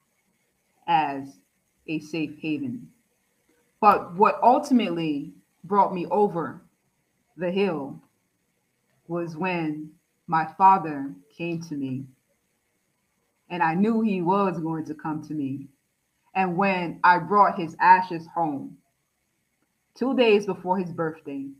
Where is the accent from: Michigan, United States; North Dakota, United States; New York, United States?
New York, United States; New York City; I'm from the Bronx